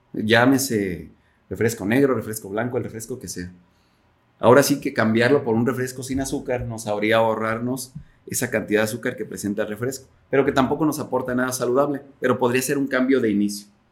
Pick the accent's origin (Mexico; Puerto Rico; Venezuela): Mexico; como mexicanos somos muy este, altos consumidores de refresco